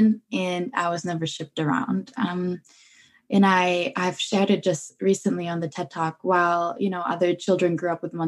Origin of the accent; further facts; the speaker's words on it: Germany; I'm born and raised in Germany